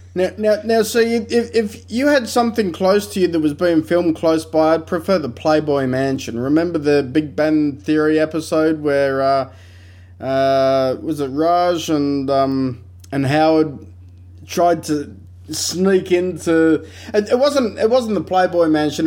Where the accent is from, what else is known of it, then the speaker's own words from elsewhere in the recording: Australia; we're very Australian